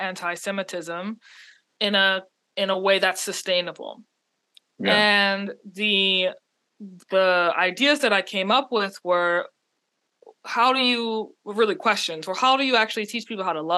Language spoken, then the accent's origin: English; New Orleans, Louisiana, United States; I grew up in New Orleans, born and raised in New Orleans